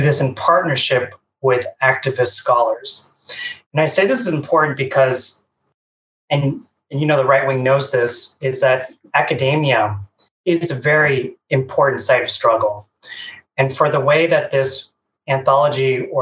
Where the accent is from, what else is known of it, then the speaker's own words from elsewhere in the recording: Bay Area, California, United States; born and raised in the Bay Area